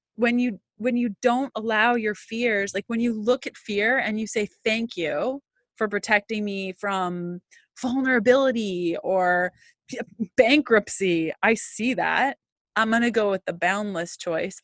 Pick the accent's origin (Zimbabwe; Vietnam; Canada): Canada; as a Canadian